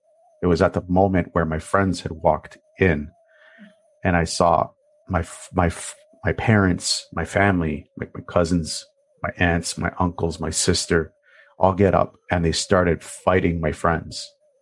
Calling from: Toronto, Ontario, Canada; I am calling from Toronto, Ontario, up in Canada.

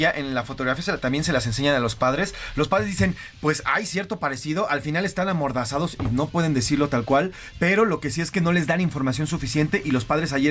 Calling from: Zapopan, Jalisco, Mexico; Soy de Zapopan y el terror no solamente es en Lagos, es prácticamente todo Jalisco.

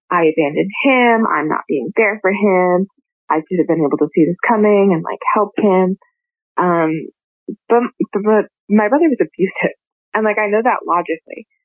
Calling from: Texas, United States; I'm calling from Texas.

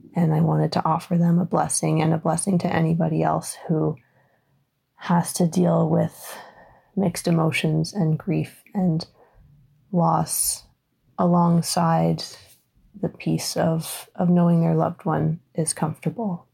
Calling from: Ontario, Canada; I'm calling from Ontario, Canada

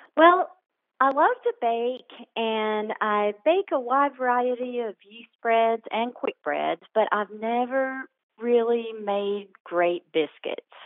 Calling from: Fairview, North Carolina, United States; I'm calling from Fairview, North Carolina.

